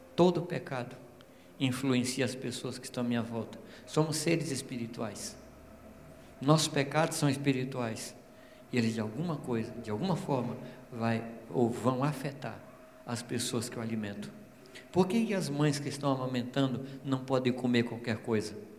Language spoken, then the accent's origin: Portuguese; Minas Gerais, Brazil; eu sou mineiro